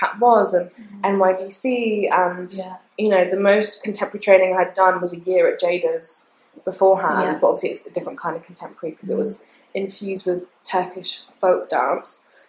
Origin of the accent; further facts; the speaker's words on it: Portsmouth, South East England, United Kingdom; moved away as an adult; also born or lived in Leamington Spa; now in Leeds, United Kingdom; I'm based in Leeds. I'm from Portsmouth originally.